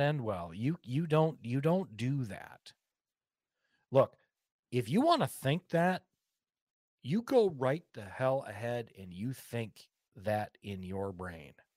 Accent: United States; I'm an American and I'm a free person

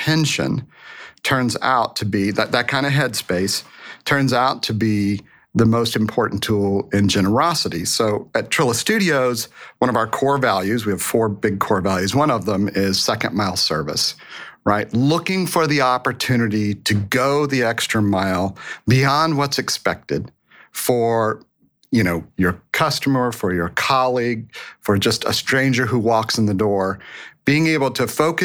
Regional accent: Boerne, Texas, United States; I was raised in Texas

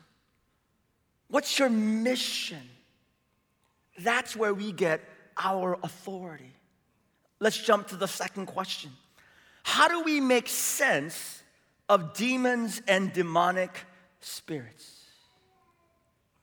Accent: San Francisco, California, United States; now in Seattle, United States; I grew up in San Francisco

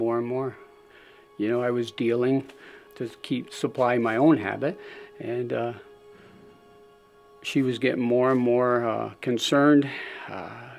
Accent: Springville, United States; also born or lived in Philadelphia; I was born in Philadelphia to loving parents. My dad, around the age of five, decided to move out up into the country, so he bought a small 80-acre farm outside of Springville

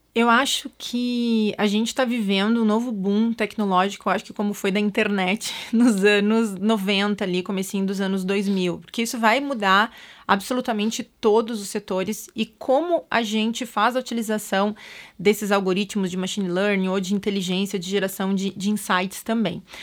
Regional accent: Pelotas, Rio Grande do Sul, Brazil; now in São Paulo, Brazil; a periferia de Pelotas, que foi onde eu nasci, não tinha nada

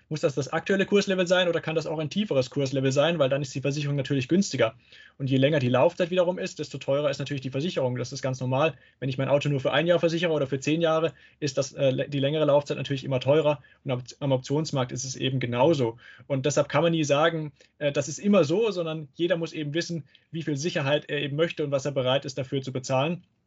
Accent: Karlsruhe, Baden-Württemberg, Germany; Aus Karlsruhe

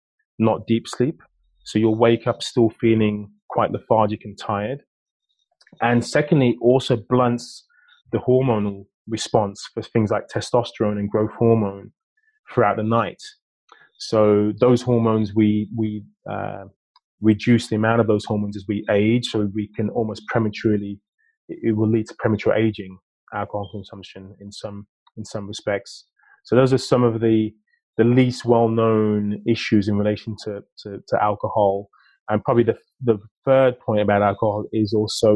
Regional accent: United Kingdom; being British

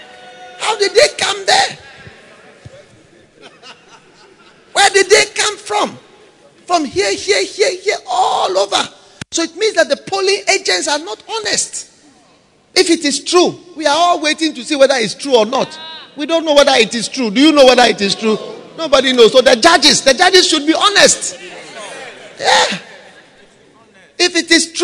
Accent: Ghana; I've never been to school outside Ghana even for 1 week. All my school, I went to Ghana. I've never been abroad

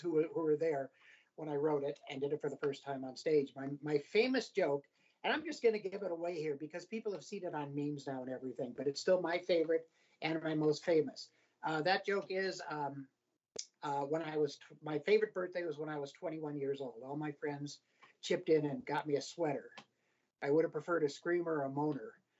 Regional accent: Colorado, United States; also born or lived in Cleveland, Ohio / Albuquerque, New Mexico; now in Denver, United States; we moved to Colorado when I was six

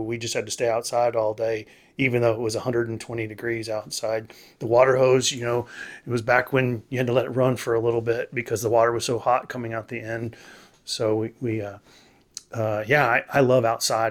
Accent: Texas, United States; now in Tennessee, United States; I grew up in Texas

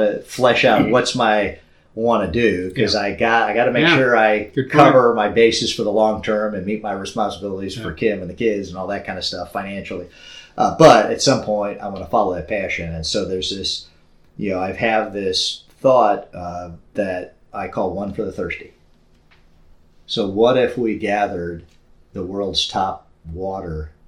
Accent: St. Louis, Missouri, United States; now in Milwaukee, United States; growing up in St. Louis and then living in Milwaukee

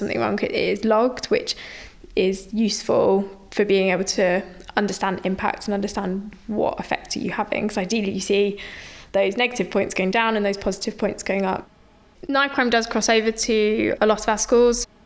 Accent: London, United Kingdom; also born or lived in Nottingham; I grew up in South East London in a council estate in Lewisham.

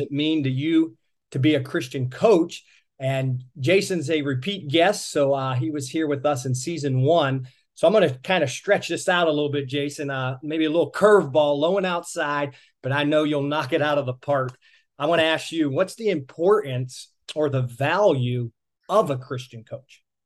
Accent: Pittsburgh, Pennsylvania, United States; moved away; I'm originally from the Pittsburgh area

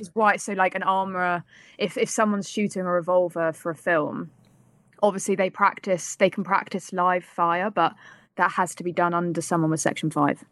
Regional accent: United Kingdom; accent: British; as a British person

